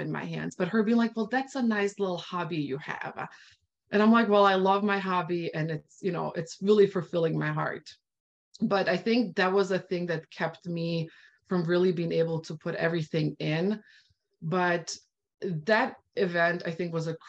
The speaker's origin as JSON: {"language": "English", "country": "Bosnia & Herzegovina", "moved": "yes", "said": "I'm originally from Bosnia. So I really started sharing this with my Bosnian community"}